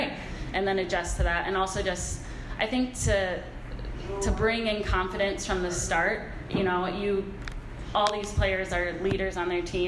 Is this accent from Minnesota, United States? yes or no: yes; Minnesota, United States; I'm from Minnesota